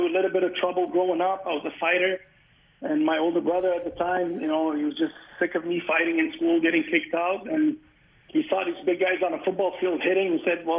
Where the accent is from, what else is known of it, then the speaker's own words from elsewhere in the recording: Montreal, Quebec, Canada; moved away as an adult; also born or lived in Beirut, Lebanon / Colorado, United States; now in Toronto, Canada; I was born and raised in Beirut in 1981. And in 1990, my family immigrated to Montreal